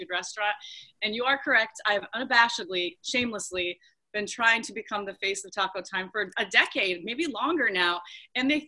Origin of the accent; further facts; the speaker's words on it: Spokane, Washington, United States; now in Oregon, United States; growing up in Spokane, going to high school on division